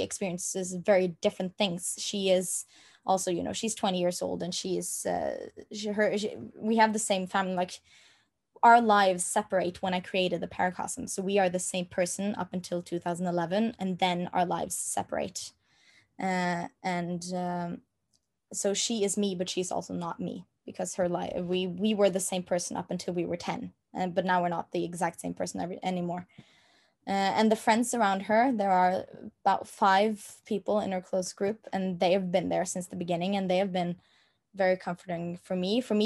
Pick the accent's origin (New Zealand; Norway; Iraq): Norway; first language Norwegian; English is a second language; my native language is Norwegian and that is the only language I speak on a day-to-day basis